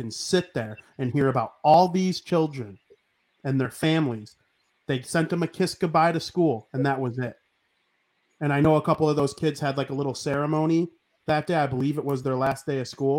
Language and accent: English; United States; nobody loves being an American more than me